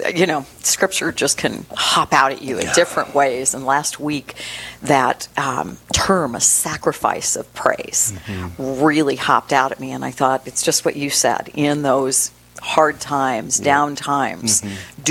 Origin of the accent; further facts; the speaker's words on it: Boston, Massachusetts, United States; moved away; I was born in Boston